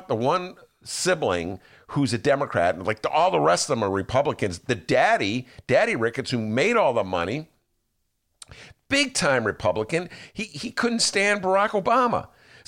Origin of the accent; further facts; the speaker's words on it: Chicago, Illinois, United States; I'm from Chicago